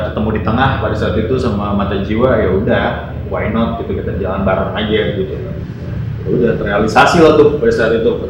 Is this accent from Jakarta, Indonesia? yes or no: yes; Jakarta, Indonesia; besar di Jakarta Selatan